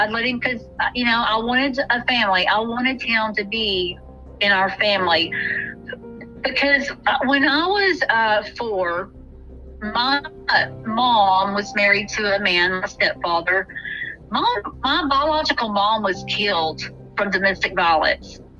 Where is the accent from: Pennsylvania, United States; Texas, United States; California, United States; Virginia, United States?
Texas, United States; Corsicana; I moved to my hometown with my, where my family was, you know, because here I am pregnant with twins now and I have a daughter. I was going to need some help, because I obviously, he wasn't going to do anything for me that apparently beat me. And so I moved to Corsicana